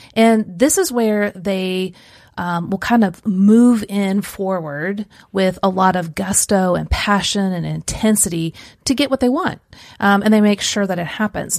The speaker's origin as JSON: {"language": "English", "town": "Kansas City", "region": "Missouri", "country": "United States", "tie": "born or raised there", "also_born_or_lived": "central Illinois", "moved": "yes", "said": "I grew up in Kansas City"}